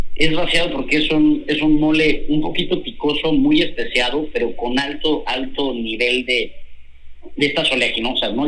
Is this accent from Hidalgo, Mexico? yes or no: yes; Hidalgo, Mexico; also born or lived in Mexico City; now in Monterrey, Mexico; Yo nací en la Ciudad de México, ah, pero la mayor parte de mi infancia la viví en el estado de Hidalgo, en un rancho agrícola con mi papá